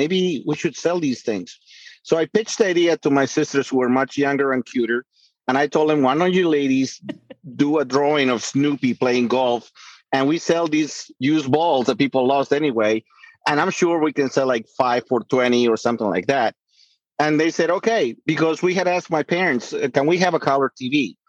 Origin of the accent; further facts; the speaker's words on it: La Paz, Bolivia; Well, I'm from La Paz, Bolivia. My father from Oruro, my mother from Cochabamba, and we were living in La Paz.